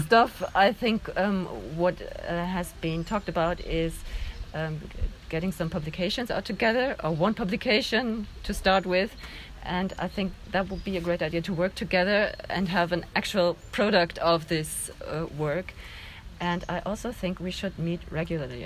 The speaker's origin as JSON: {"language": "English", "country": "Germany", "said": "I'm from Germany"}